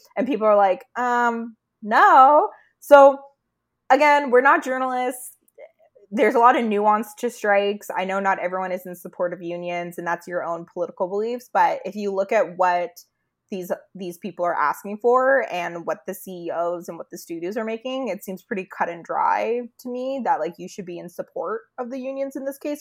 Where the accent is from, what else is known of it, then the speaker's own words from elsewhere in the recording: Canada; we're Canadian